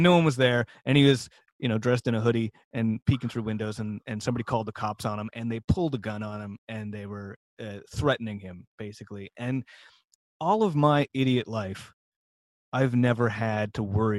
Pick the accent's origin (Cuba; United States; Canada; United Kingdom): Canada; Ottawa, Ontario; moved away; I grew up in Ottawa.